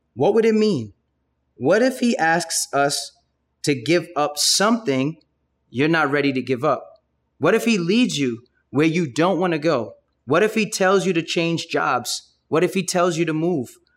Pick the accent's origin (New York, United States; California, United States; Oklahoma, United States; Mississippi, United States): New York, United States; Brooklyn; your boy grew up in Brooklyn